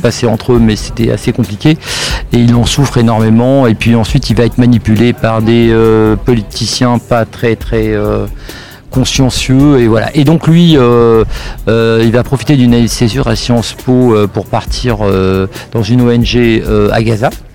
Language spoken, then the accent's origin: French; Sarcelles, Île-de-France, France; je, viens euh, d'une cité d'ailleurs enfin je viens de Sarcelles qui est pas non plus euh, l'endroit c'est la banlieue parisienne